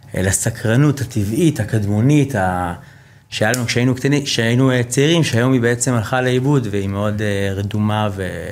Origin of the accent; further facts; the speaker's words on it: United States; now in Israel; אני יליד ארה"ב, אה, אבא שלי ישראלי, אימא אמריקאית